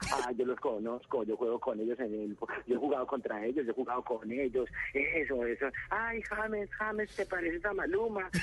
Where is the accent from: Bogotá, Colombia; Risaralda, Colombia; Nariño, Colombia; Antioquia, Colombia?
Bogotá, Colombia; así somos los bogotanos